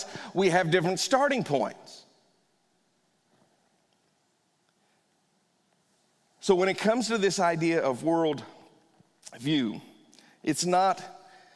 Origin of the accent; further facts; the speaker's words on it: Northern Virginia, United States; I grew up in Northern Virginia, so I went to Fairfax County schools